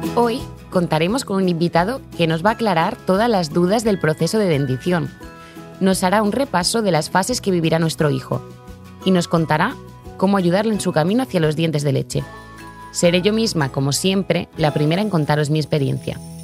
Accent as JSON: {"language": "Spanish", "town": "Zaragoza", "region": "Aragon", "country": "Spain", "said": "soy de Zaragoza"}